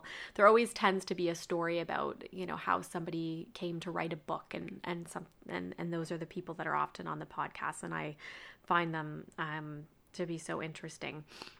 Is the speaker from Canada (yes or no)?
yes; Canada; I told her that I was from Canada